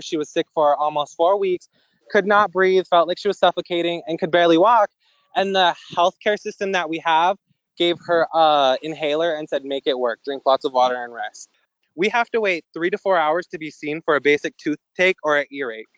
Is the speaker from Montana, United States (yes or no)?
yes; Wolf Point, Montana, United States; also born or lived in Billings, Montana / Flathead Reservation, Montana; In high school, I came back to my hometown and it's where I've been residing